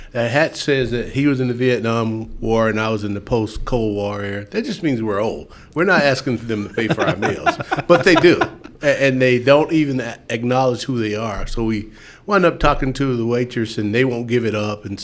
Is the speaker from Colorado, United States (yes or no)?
no; Perry, Georgia, United States; moved away as an adult; now in Mountain Home, Idaho, United States; the town I grew up in, was Perry, Georgia.